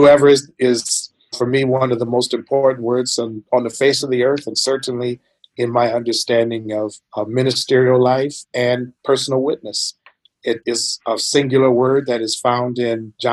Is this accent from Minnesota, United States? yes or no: yes; Minnesota, United States; now in Louisville, United States; I am from Minnesota